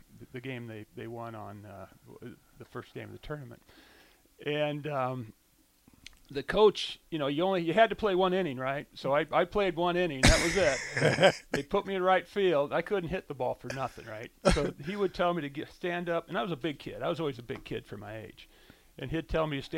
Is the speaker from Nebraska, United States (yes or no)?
yes; Bellevue, Nebraska, United States; I grew up in Bellevue. Six kids in the family.